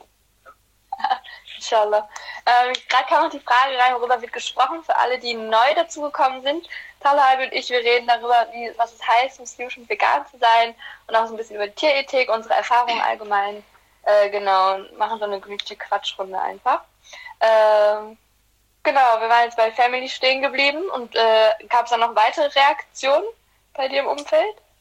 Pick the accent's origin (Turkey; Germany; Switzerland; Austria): Turkey; Black Sea Region; wir kommen aus der Schwarzmeerregion